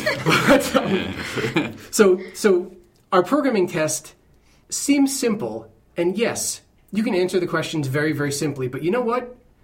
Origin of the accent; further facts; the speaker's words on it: New Jersey, United States; slow it down a little bit, because I'm from Jersey. We don't do that, like Florida.